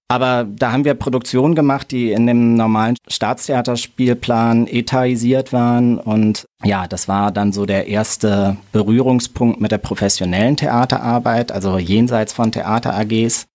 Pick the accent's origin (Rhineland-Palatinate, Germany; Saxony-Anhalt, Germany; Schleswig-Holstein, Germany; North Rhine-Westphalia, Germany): Rhineland-Palatinate, Germany; Mainz; also born or lived in Berlin; Ich bin in Gonsenheim aufgewachsen, in Mainz